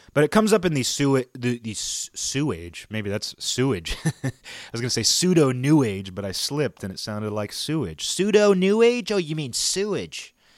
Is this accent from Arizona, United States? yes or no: no; Washington, United States; my hometown is the next town over from Nintendo headquarters